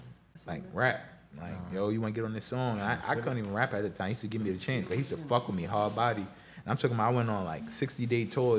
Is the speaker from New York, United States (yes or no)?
yes; New York City, New York, United States; I'm from Queens. Shout out to Far Rock. I'm from Far Rockaway, but I was the first dancer from Queens